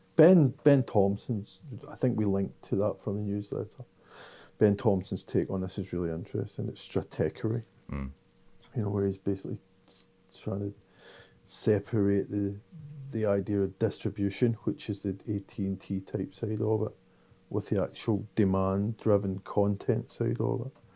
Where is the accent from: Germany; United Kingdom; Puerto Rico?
United Kingdom; Scotland; I am Scottish